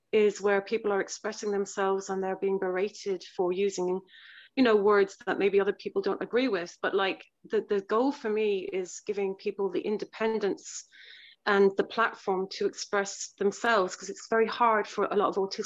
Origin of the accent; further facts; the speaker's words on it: Cork, Munster, Ireland; I'm from Ireland, from Cork, Ireland